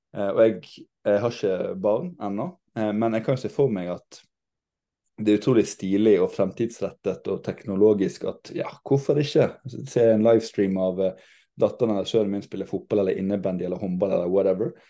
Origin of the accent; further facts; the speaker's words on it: Western Norway, Norway; jeg som vestlending